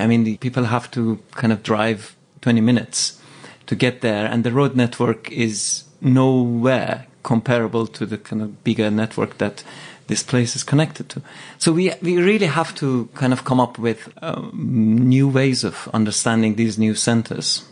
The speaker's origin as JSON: {"language": "English", "town": "Tehran", "region": "Tehran Province", "country": "Iran", "tie": "born or raised there", "moved": "yes", "lives_now": "London, United Kingdom", "said": "I grew up in Tehran"}